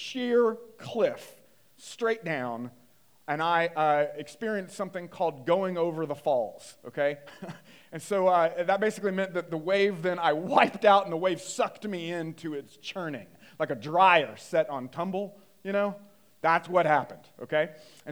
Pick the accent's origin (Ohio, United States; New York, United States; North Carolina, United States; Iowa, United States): North Carolina, United States; I grew up in North Carolina, kind of Bible Belt area